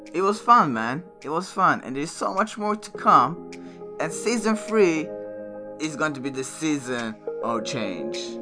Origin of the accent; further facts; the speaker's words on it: Örebro, Örebro County, Sweden; moved away; Örebro, my hometown in Sweden